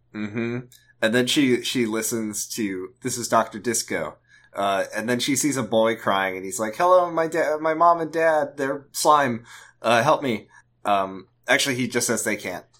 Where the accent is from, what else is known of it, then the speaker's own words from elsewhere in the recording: United States; as an American